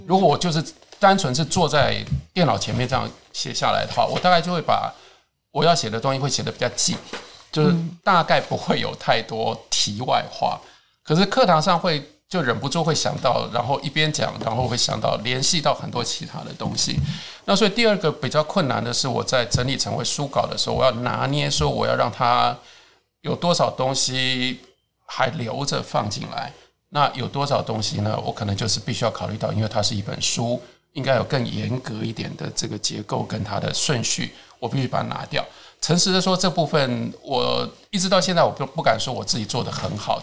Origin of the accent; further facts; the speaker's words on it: Taiwan; 我作为一个台湾人